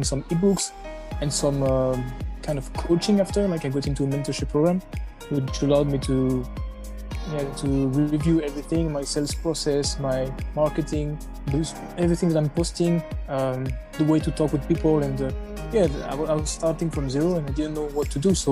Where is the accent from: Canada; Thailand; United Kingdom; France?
France; I was born and raised in France